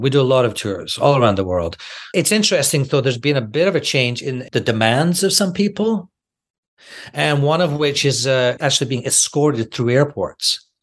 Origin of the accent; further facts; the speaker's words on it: Scotland, United Kingdom; I'm from Scotland